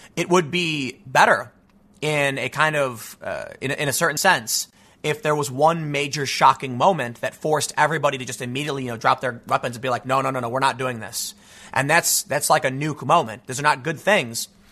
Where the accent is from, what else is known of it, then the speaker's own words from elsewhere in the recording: United States; as an American